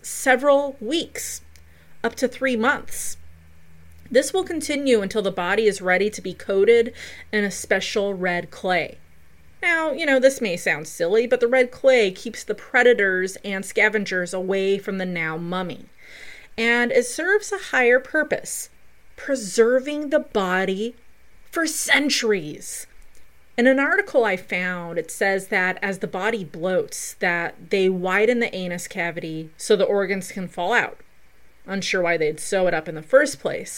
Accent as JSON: {"language": "English", "region": "Colorado", "country": "United States", "tie": "born or raised there", "also_born_or_lived": "Del Norte, Colorado", "said": "my home state of the beautiful Colorado"}